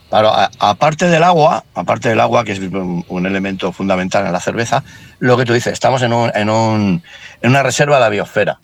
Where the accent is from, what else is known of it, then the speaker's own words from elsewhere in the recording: Barcelona, Catalonia, Spain; moved away as an adult; now in Asturias, Spain; yo soy de Barcelona